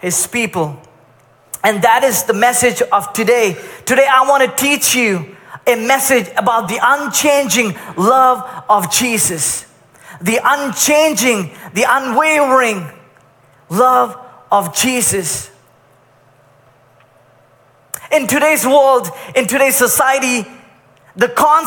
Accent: Kuwait; I grew up in Kuwait for most of my life

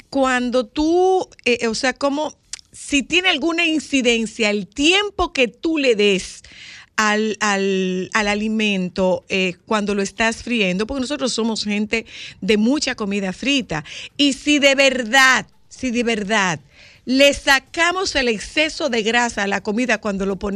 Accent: Dominican Republic; son, de nosotros, la gente

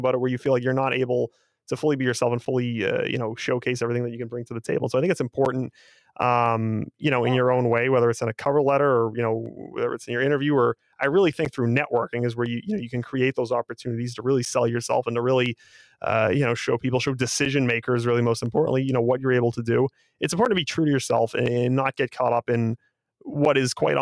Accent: Boston, Massachusetts, United States; we're two guys from Boston

